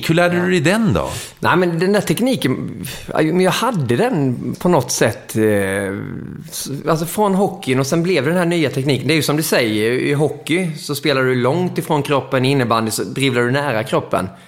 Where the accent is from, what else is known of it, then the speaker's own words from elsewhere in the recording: Mora, Dalarna County, Sweden; men vi hade ju otrolig fördel för att där vi växte upp i Mora, vi hade en stor vändplan utanför där vi, där vi spelade landhockey